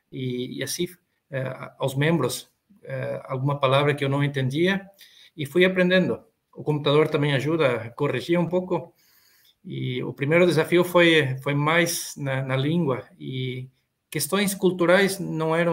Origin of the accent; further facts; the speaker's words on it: Santa Rosa, Rio Grande do Sul, Brazil; moved away as an adult; now in Argentina; eu sou gaúcho, natural de Santa Rosa, Rio Grande do Sul. Estou trabalhando aqui na, na Argentina desde 2000, 2004, já são 18 anos.